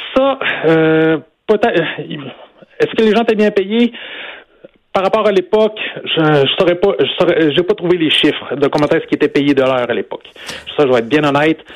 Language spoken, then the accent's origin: French; Sainte-Marie, Quebec, Canada; moi, je suis un Beauceron d'origine, je dirais même un marivrain d'origine. Autrement dit, moi, je viens de Sainte-Marie-de-Beauce. J'ai été élevé dans les cultures euh, de Vachon.